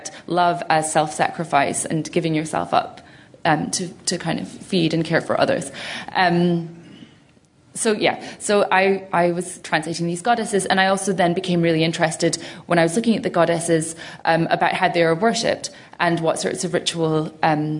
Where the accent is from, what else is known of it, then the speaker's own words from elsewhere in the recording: Glasgow, Scotland, United Kingdom; growing up in Glasgow